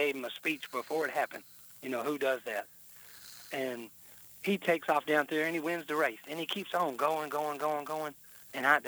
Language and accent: English; Joiner, Arkansas, United States; also born or lived in Memphis, Tennessee; And so we moved over there to the little town, Joyner.